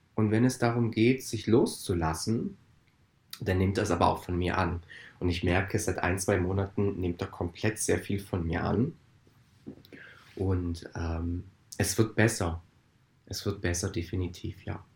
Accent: Italy; Ich als Italiener

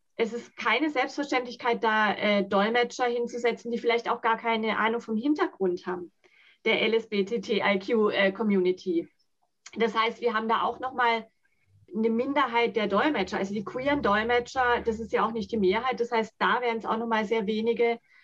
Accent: Germany; first language Sign language; German is a second language; ich bin in Deutschland geboren.

